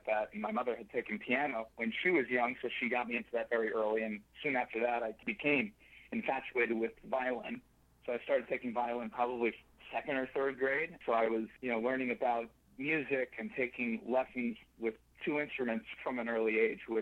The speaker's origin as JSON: {"language": "English", "town": "Danbury", "region": "Connecticut", "country": "United States", "tie": "born or raised there", "also_born_or_lived": "Perth Amboy, New Jersey", "moved": "yes", "said": "I was born in New Jersey, Perth Amboy, New Jersey. I'm the first of two other siblings, which makes, you know, three kids from my parents. We moved after a couple of years to Danbury, Connecticut, probably when I was around five or so, and lived in Danbury for probably 5 or 6 years"}